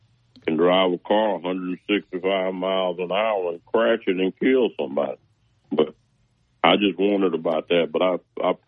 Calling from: Huntsville, Alabama, United States; Huntsville, Alabama.

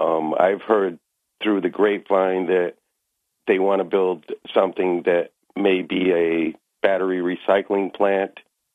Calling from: Maine, United States; In Maine.

